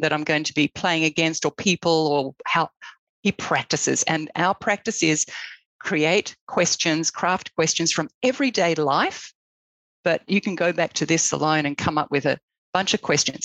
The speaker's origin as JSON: {"language": "English", "country": "Australia", "moved": "as an adult", "lives_now": "United States", "said": "I'm Australian"}